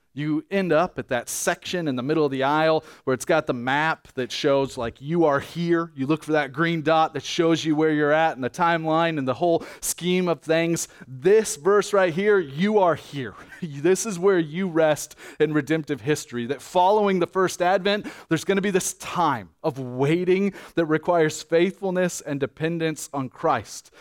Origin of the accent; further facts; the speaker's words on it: United States; as an American